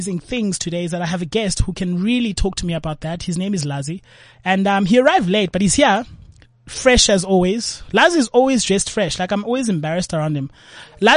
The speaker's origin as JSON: {"language": "English", "town": "Cape Town", "region": "Western Cape", "country": "South Africa", "tie": "born or raised there", "said": "I grew up in Langa Township"}